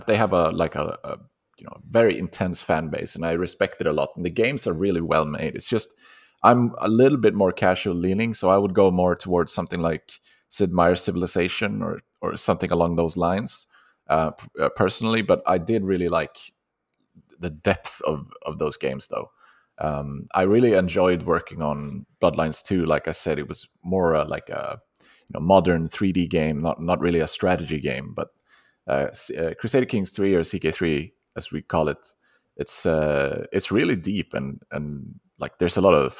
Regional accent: Sweden; English is a second language; Yeah, I'm Swedish, you know, the name, I don't know where that originally comes from.

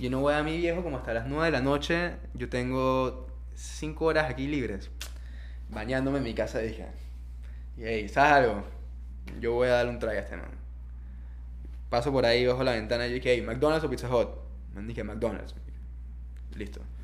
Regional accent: Panama; moved away; also born or lived in Indonesia; mi deber como ciudadano panameño, como persona autóctona de este país

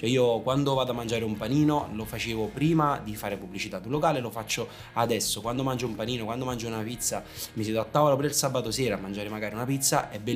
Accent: Naples, Campania, Italy; siamo napoletani

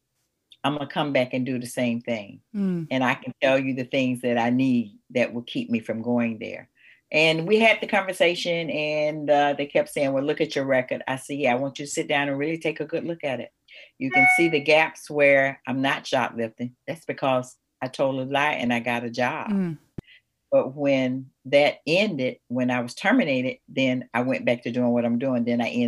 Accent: Atlanta, Georgia, United States; I was born here in Atlanta, and I was born in probably one of the first ghettos that they had was called Buttermilk Bottom. And it's old Fourth Ward now. And I grew up from a family in poverty

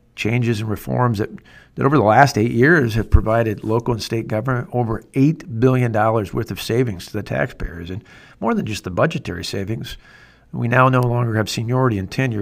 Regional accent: Wisconsin, United States; my home state of Wisconsin

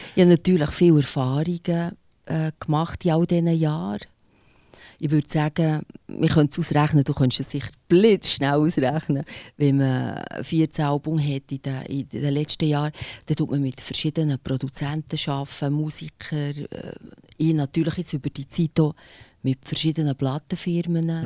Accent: Bernese German, Switzerland; accent: Berndeutsch; first language Bernese German; Berndeutsch, ich find, also meine Muttersprache

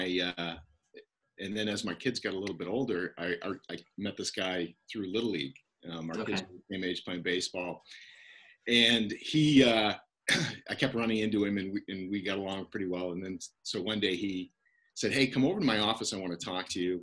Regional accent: Northern Maine, United States; accent: Canadian; moved away; So I'm from Northern Maine. You're going to hear a Canadian accent in my outside a little bit. I grew up 30 minutes from Canada

